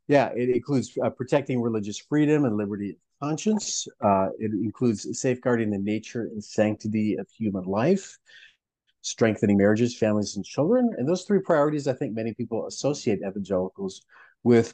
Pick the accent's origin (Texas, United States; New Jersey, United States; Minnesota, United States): Minnesota, United States; also born or lived in Pacific Northwest; I was born and raised in Minnesota